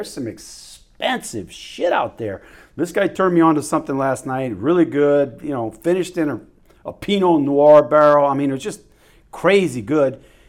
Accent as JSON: {"language": "English", "town": "New Orleans", "region": "Louisiana", "country": "United States", "said": "And I'm from New Orleans. I mean, New Orleans, you don't just start walking in any one direction for a mile, man."}